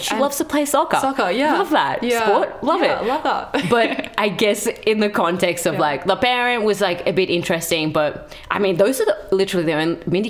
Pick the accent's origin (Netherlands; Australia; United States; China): Australia; accent: Australian; Because, I mean, I have an Australian accent. Yeah. I mean, when I go to India, they know I'm Australian.